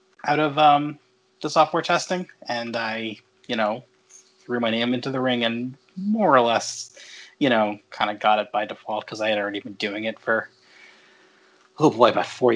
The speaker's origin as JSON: {"language": "English", "area": "Long Island", "region": "New York", "country": "United States", "tie": "born or raised there", "said": "I'm from Long Island, where I currently live"}